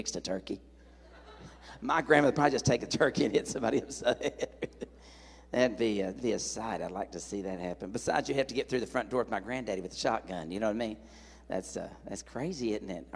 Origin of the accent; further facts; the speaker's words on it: Tennessee, United States; moved away; I'm from Tennessee